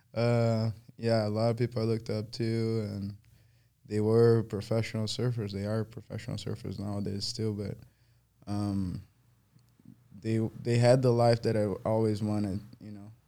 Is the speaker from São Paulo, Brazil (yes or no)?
yes; Guarujá, São Paulo, Brazil; English is a second language; moved away; it's right on the beach, and that's where I grew up